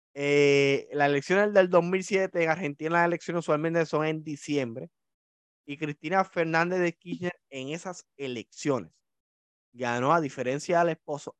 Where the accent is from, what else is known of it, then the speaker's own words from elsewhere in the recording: Puerto Rico; como somos los puertorriqueños